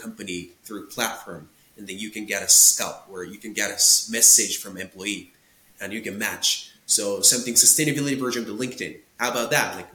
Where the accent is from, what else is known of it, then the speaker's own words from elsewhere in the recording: Tokyo, Japan; English is a second language; I was born and raised in Tokyo, Japan